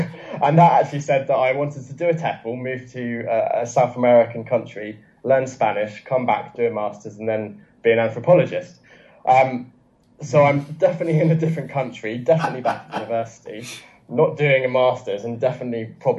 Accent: Guernsey; now in Chengdu, China; So I'm from the UK, from a very small island called Guernsey, which is actually closer to France than England. It's very, very beautiful, but very, very small.

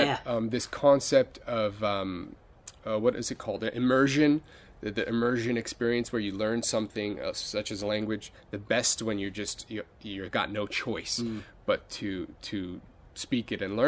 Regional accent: near Los Angeles, Southern California, United States; moved away as an adult; I guess I was lucky enough to go to a really good school district in Southern California. Not inside, I was near the LA area, but not in Los Angeles itself, and in a suburb

